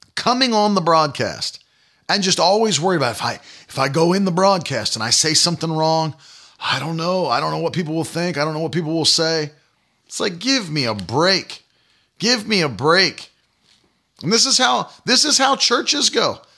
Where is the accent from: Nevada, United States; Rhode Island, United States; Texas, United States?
Rhode Island, United States; Providence; moved away; also born or lived in New England / Northern Maine; I was born in Providence, Rhode I, Rhode Island, and spent a lot of my early years of life in New England